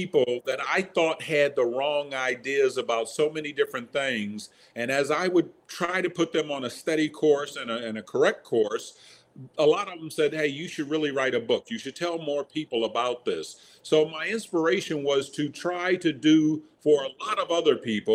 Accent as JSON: {"language": "English", "town": "Chicago", "region": "Illinois", "country": "United States", "tie": "born or raised there", "moved": "yes", "lives_now": "Virginia, United States", "said": "I was born and raised in the South Side of Chicago"}